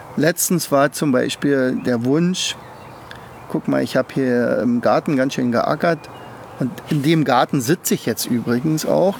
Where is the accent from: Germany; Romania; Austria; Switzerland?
Germany; ich komme ja aus der DDR